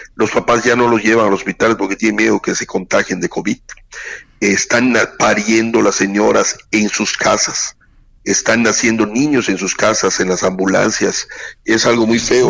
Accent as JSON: {"language": "Spanish", "region": "southeast Mexico", "country": "Mexico", "said": "como somos los sureños"}